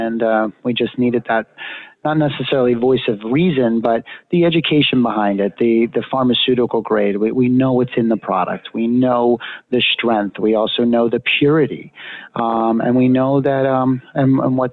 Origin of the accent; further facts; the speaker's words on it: Pennsylvania, United States; moved away; I'm actually from Pennsylvania originally.